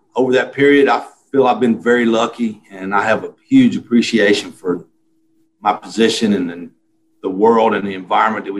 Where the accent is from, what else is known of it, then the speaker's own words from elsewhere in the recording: Alabama, United States; moved away; I grew up in Alabama.